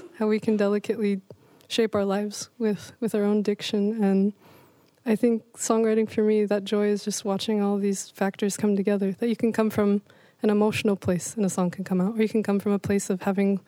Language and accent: English; Forest Grove, Oregon, United States; now in Portland, United States; I was raised in Forest Grove, Oregon